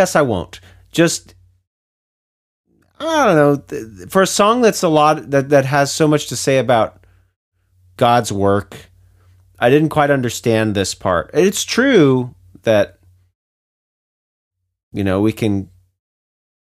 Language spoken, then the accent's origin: English; United States; being an American